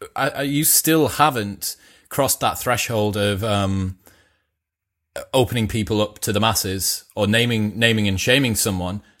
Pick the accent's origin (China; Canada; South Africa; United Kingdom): United Kingdom; being British